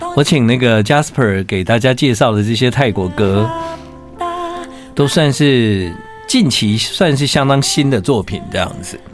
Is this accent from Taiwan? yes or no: yes; Tainan, Taiwan; 土生土长的台南人